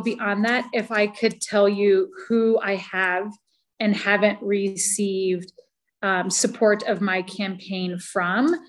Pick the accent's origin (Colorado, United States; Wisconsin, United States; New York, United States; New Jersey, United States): Colorado, United States; Vail; I was really proud to have the support of my hometown